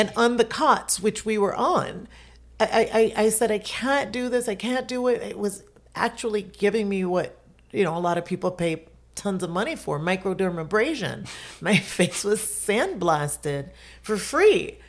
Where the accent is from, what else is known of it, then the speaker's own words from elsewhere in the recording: Jamaica; now in Florida, United States; I'm Jamaican, I've been through hurricanes, we live in Florida